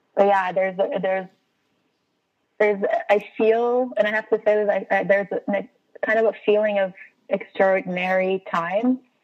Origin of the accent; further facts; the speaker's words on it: Brazil; moved away as an adult; now in United States; As an immigrant, I'm from Brazil and I've been living here for about 10 years